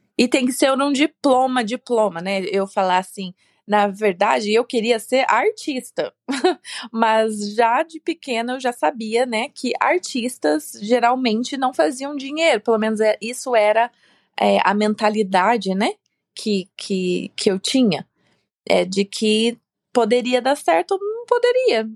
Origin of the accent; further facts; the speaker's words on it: Sorriso, Mato Grosso, Brazil; moved away as an adult; now in United States; eu nasci numa cidade bem pequena do Brasil, lá no interior, é uma cidade chamada Sorriso, no estado de Mato Grosso. E pelo menos na minha região, eu cresci rodeada com fazendas